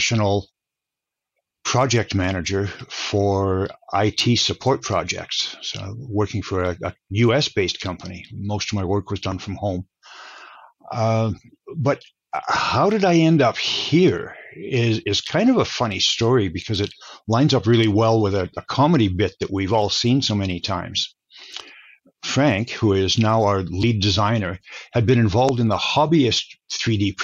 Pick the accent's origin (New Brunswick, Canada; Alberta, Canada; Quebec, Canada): Alberta, Canada; I grew up in Alberta, Canada